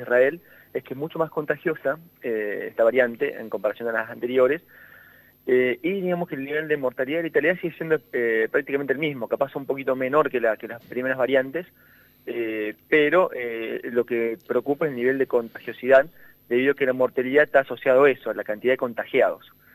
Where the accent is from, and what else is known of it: Argentina